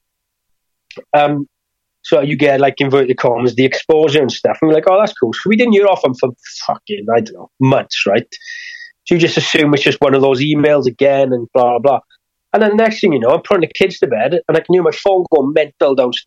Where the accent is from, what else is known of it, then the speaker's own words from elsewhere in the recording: Wales, United Kingdom; I have to bring it across as a Welsh person